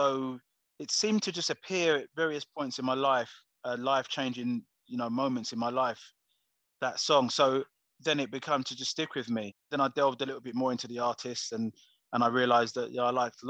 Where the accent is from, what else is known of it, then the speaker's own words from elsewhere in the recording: Coventry, West Midlands, United Kingdom; I was from Coventry originally